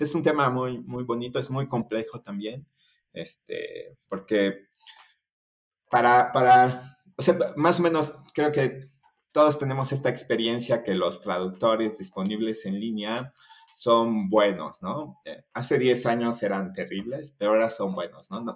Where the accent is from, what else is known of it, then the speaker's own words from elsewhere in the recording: Chiapas, Mexico; moved away as an adult; also born or lived in Mexico City; Yo soy de, de Chiapas, aquí en, en, México, que está al sur, en la, frontera con Guatemala